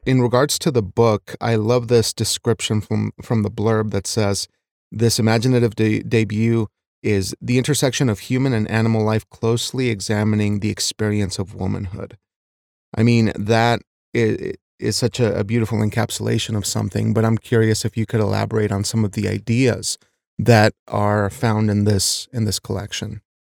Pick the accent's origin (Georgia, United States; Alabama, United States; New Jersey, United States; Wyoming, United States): Wyoming, United States; I was raised in a small Wyoming town